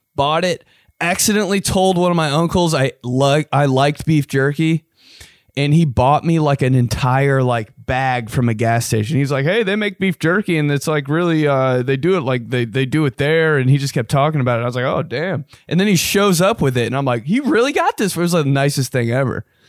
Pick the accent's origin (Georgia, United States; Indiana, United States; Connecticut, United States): Indiana, United States; I was from Indiana